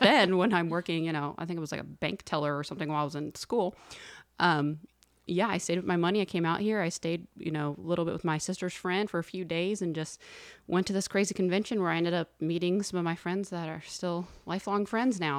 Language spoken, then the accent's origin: English; Texas, United States; moved away as an adult; now in Los Angeles, United States; we're both from Texas, Wendy